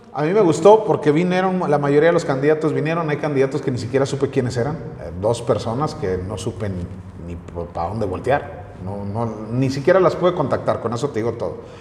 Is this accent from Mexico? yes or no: yes; Torreón, Coahuila, Mexico; moved away as an adult; now in Calera, Mexico; siempre voy a ser de la comarca lagunera, siempre voy a ser de Torreón, de Francisco y Madero, de donde son originarios mis abuelos y donde nací yo